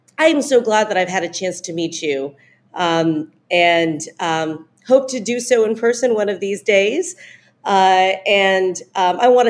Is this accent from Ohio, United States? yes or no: yes; Ohio, United States; I'm from Ohio